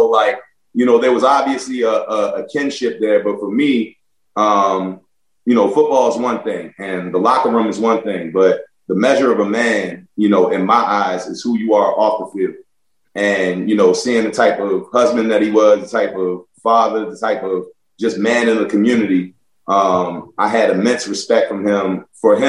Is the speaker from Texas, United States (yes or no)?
no; Baltimore, Maryland, United States; also born or lived in Buffalo / New York; growing up in Baltimore